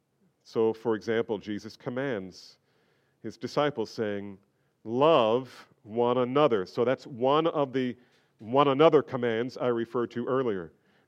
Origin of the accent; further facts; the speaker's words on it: New Jersey, United States; Look, I grew up in New Jersey. We were trained not to make eye contact.